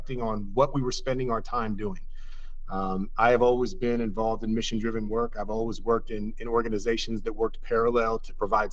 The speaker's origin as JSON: {"language": "English", "town": "Oakland", "region": "California", "country": "United States", "said": "I'm an Oaklander through and through"}